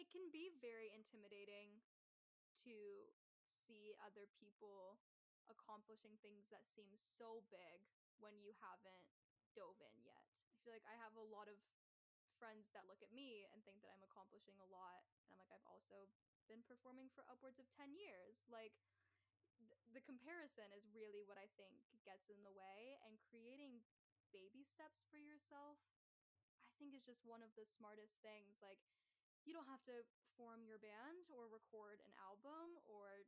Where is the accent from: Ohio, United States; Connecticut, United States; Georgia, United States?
Georgia, United States; near Atlanta; also born or lived in Athens, Georgia; growing up near Atlanta was really sweet